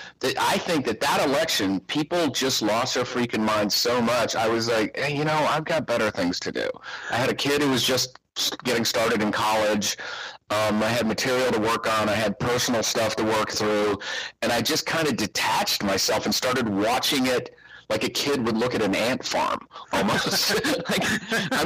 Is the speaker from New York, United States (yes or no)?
no; Tucson, Arizona, United States; moved away as an adult; also born or lived in Los Angeles; now in Tucson, United States; I moved from Los Angeles back to my hometown, Tucson, where I hadn't lived for over two decades.